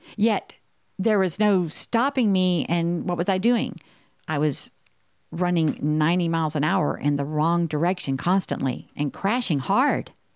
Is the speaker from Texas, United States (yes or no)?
yes; Texas, United States; I'm from Texas